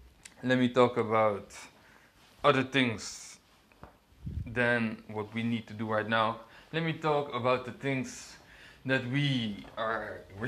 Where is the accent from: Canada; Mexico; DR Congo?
DR Congo; And personally, I'm from the Congo. So, for me, it's true. I mean, you cannot evade your own prophecies. Come on, man. I'm from the Congo. I know it's true.